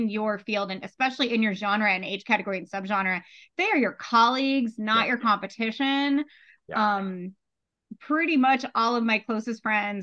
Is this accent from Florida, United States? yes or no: yes; Gulf Coast of Florida, United States; moved away; I'm originally from the Gulf Coast of Florida.